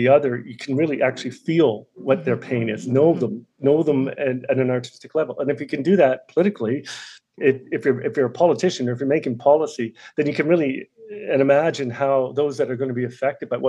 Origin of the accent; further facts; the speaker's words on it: Sydney, Nova Scotia, Canada; moved away; growing up in Sydney, Cape Breton, is in the 1980s